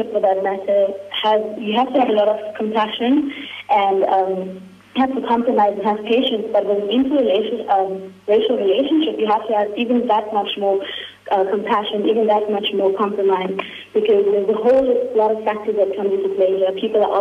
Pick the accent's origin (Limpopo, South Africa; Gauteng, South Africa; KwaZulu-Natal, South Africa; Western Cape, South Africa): KwaZulu-Natal, South Africa; Durban; now in Johannesburg, South Africa; I'm also from Durban.